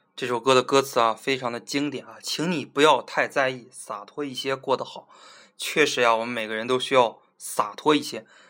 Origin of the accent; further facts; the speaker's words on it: Zhangjiakou, Hebei, China; 我在我老家河北的一个小的地基市哈，张家口